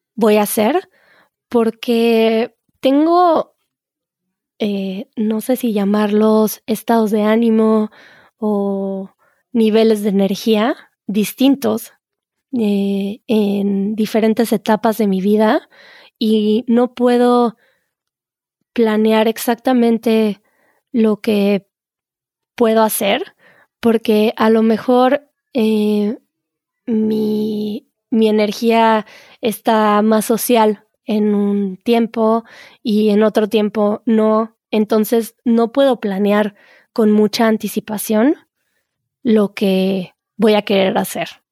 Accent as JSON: {"language": "Spanish", "country": "Mexico", "said": "en México decimos eso"}